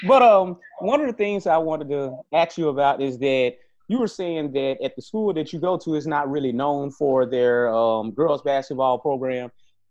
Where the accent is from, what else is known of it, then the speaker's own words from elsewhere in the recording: Greenville, Mississippi, United States; my hometown, Greenville, Mississippi.